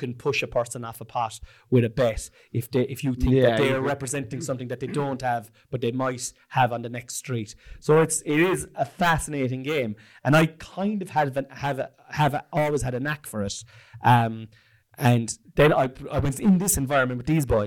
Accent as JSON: {"language": "English", "country": "Ireland", "also_born_or_lived": "East London", "moved": "as an adult", "said": "We're from Ireland."}